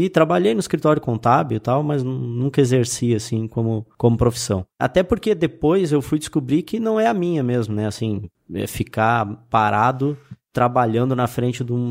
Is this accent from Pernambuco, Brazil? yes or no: no; Rio Grande do Sul, Brazil; Sou do litoral do Rio Grande do Sul